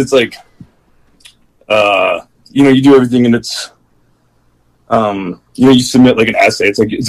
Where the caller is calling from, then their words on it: Wisconsin, United States; I'm from Wisconsin.